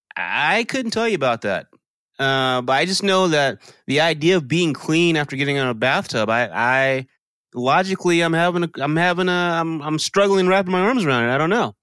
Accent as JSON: {"language": "English", "region": "Texas", "country": "United States", "tie": "born or raised there", "said": "all my life growing up in Texas"}